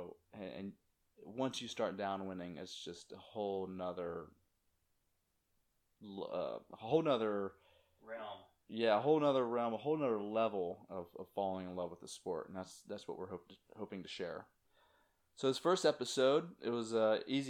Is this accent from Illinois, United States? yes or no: no; Virginia, United States; moved away as an adult; also born or lived in New Jersey; now in Jupiter, United States; I grew up in Virginia, you know, not near the beach at all until I was 18, and then moved up to New Jersey